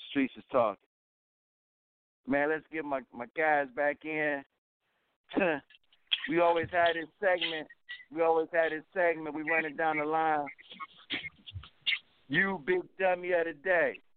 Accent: Cleveland, Ohio, United States; This is my hometown, Cleveland, Ohio, and just let you know how the land is.

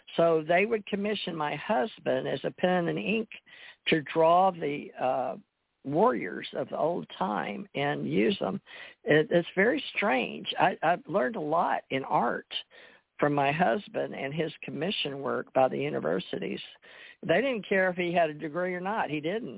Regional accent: Monroe, Louisiana, United States; moved away; also born or lived in Kentucky / Gulf Breeze; I was from Monroe, Louisiana.

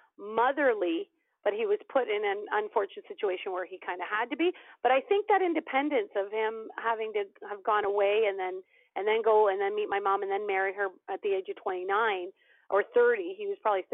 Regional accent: Canada; I was born in Canada

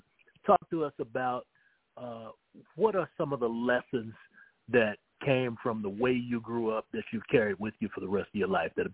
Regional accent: McDowell County, West Virginia, United States; growing up in McDowell County, West Virginia, during the time that we did grow up down there

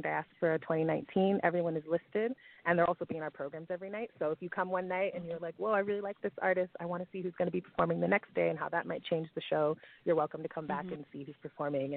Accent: Connecticut, United States; I grew up in Connecticut

